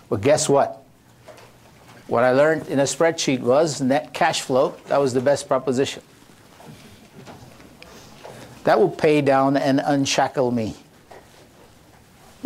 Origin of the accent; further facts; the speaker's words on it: Delhi, India; moved away as an adult; now in United States; born and brought up in Delhi